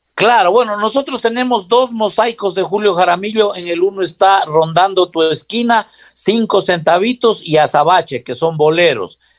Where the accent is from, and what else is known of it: Loja, Ecuador